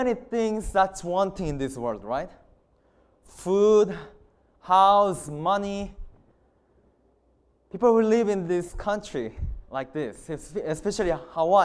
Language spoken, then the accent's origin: English; South Korea; English is a second language; moved away as an adult; I'm from South Korea, and I have studied in Heartland College for 4 years